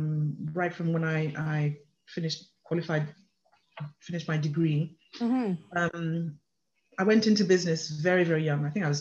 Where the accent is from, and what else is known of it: England, United Kingdom; born or raised there; moved away as an adult; also born or lived in Nigeria; now in Canada